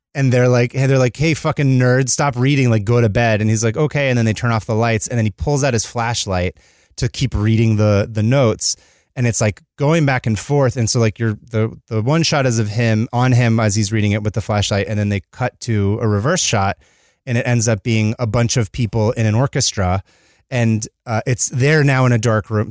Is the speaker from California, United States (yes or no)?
yes; California, United States; As a Californian